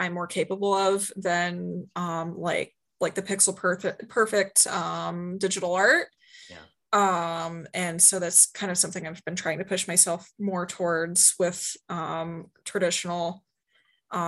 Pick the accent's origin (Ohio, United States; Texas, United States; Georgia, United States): Ohio, United States; Marysville; Marysville is a town slightly northwest of Columbus, Ohio. Neat little town. I grew up there. It got more interesting when I moved out